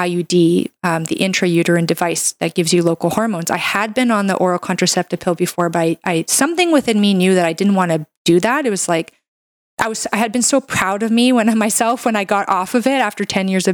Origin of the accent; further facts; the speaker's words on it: Canada; I'm a Canadian medical doctor